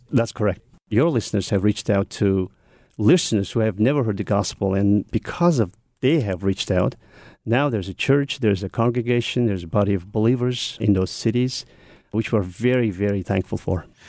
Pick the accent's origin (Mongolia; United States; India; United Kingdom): Mongolia; English is a second language; growing up in Mongolia